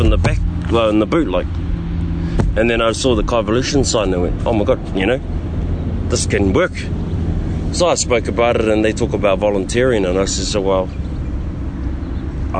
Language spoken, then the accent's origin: English; Auckland, New Zealand; moved away as an adult; now in Te Awamutu, New Zealand; I'm born and raised in Auckland, in Aotearoa